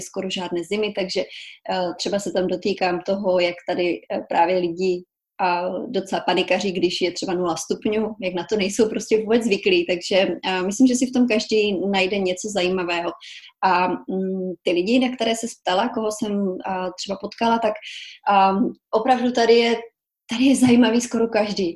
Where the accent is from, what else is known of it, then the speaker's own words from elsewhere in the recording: Kobeřice, Czechia; moved away as an adult; now in New Orleans, United States; původně pocházím z České republiky, z takové malé vesnice, jmenuje se to Kobeřice